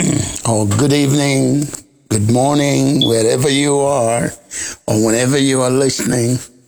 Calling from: South Sudan; I'm calling in from South Sudan.

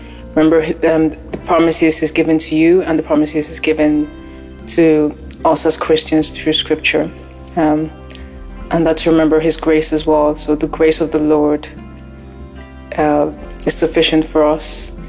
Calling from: Ireland; I'm calling in from Ireland.

